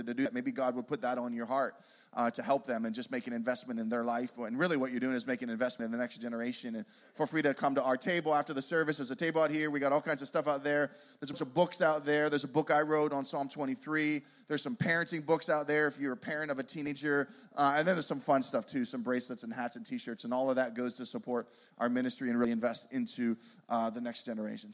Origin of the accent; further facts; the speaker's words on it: Pittsburgh, Pennsylvania, United States; now in Poconos, United States; We are originally from Pittsburgh